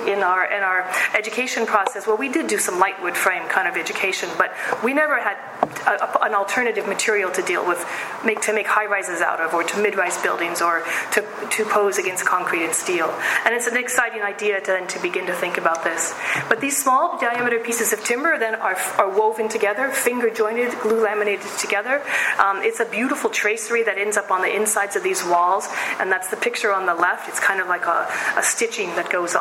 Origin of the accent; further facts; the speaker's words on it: Seattle, Washington, United States; I am from Seattle, and I'm also a third-generationer Pacific Northwesterner, and it's relevant for a lot of reasons, but mostly because I grew up in the woods or very near the woods